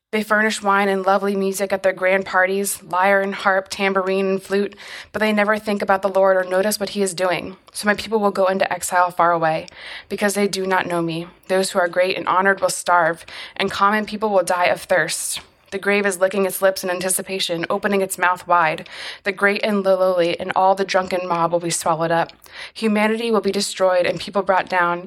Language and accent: English; United States; as an American